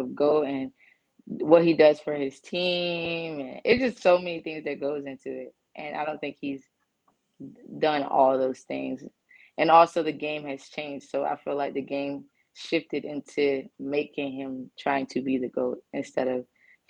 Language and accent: English; North Carolina, United States; I'm from North Carolina, so CP3 is real big.